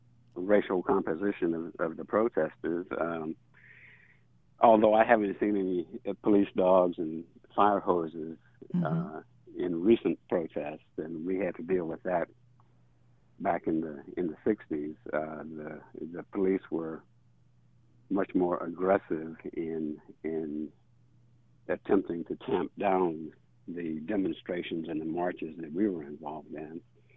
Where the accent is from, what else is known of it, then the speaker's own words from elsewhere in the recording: Mississippi, United States; also born or lived in Missouri; I was born and raised generally in Mississippi, but my father was in the military, the Army.